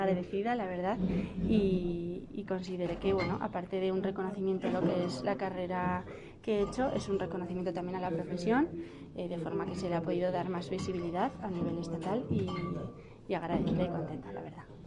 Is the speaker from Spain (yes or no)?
yes; Navarre, Spain; Navarra, de donde soy yo